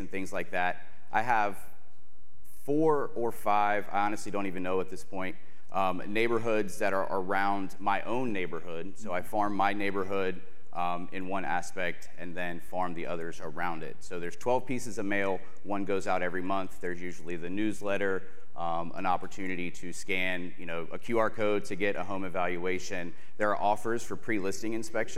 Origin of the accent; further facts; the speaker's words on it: Chesapeake, Virginia, United States; I'm from Chesapeake, Virginia, or Virginia Beach, Virginia, if you've never heard of Chesapeake